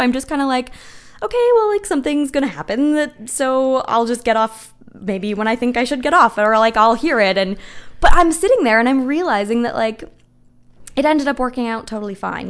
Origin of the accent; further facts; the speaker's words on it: Kitchener, Ontario, Canada; my hometown, Kitchener-Waterloo.